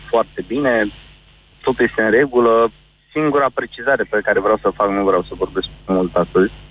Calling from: Bucharest, Romania; Din București.

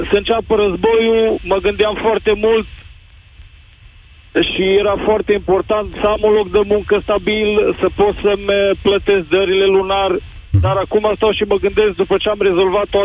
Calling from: Norway; momentan vă sunt din Norvegia, țară unde momentan și locuiesc și sunt într-adevăr cu toată familia aici.

